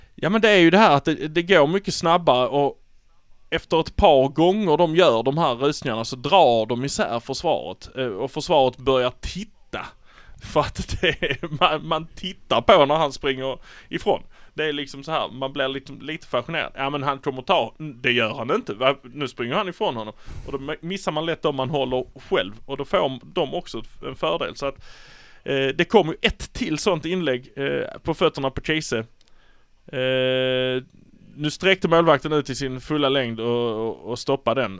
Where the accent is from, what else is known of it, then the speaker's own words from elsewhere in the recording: Malmö, Skåne, Sweden; vi är från Malmö